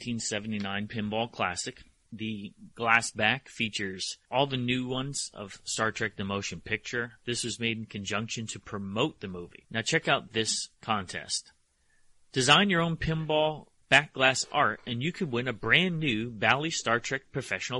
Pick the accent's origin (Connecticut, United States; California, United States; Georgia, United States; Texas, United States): Connecticut, United States; I grew up in Connecticut. We had basements in Connecticut